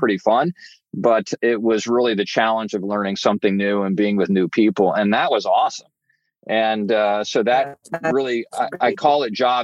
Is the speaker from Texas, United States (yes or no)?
yes; Houston, Texas, United States; I grew up in Houston, Texas